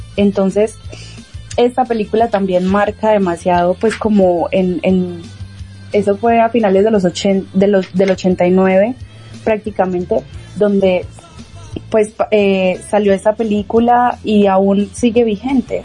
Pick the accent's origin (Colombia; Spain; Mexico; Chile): Colombia; now in Peru; como colombianos